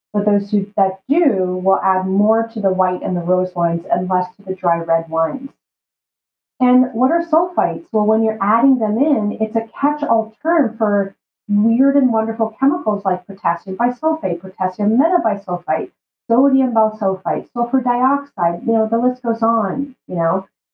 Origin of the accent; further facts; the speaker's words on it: Brazil; now in Canada; And I remember when we moved from Brazil to Canada, it was like a status symbol to go from eating the whole foods to having these ultra-processed foods in our shelves.